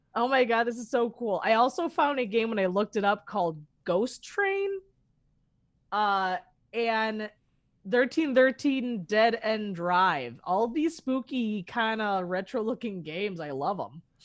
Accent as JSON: {"language": "English", "town": "Chicago", "region": "Illinois", "country": "United States", "said": "I'm originally from Chicago"}